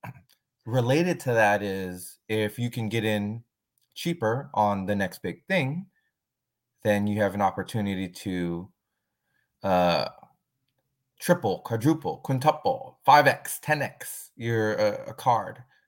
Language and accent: English; San Francisco, California, United States; I'm originally from San Francisco, and now I live right outside of San Francisco